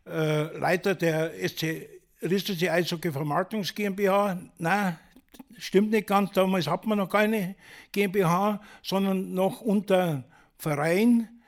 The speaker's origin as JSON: {"language": "German", "town": "Reichersbeuern", "region": "Bavaria", "country": "Germany", "said": "Ich komme ja aus Reichersborn und Reichersborn ist ein kleiner Ort vor Bad Hölz."}